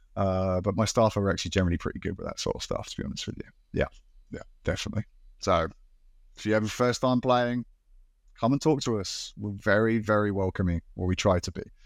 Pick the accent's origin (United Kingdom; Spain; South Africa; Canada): United Kingdom; moved away as an adult; now in Japan; I'm British uh, from the UK